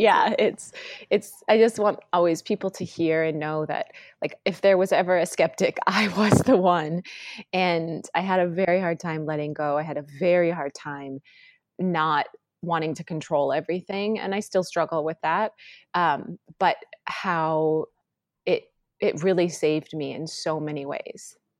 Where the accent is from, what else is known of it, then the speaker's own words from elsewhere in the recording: North Dakota, United States; moved away as an adult; also born or lived in Washington, D.C. / Los Angeles; I grew up in North Dakota